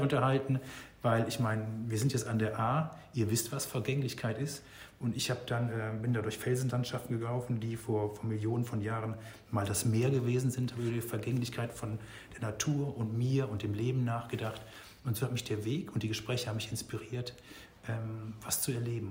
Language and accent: German; North Rhine-Westphalia, Germany; moved away; Ich komme aus Nordrhein-Westfalen ursprünglich